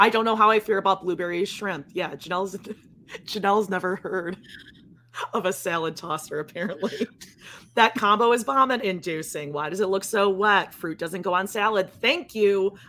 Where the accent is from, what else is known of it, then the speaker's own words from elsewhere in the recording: Midwest, United States; I grew up in the Midwest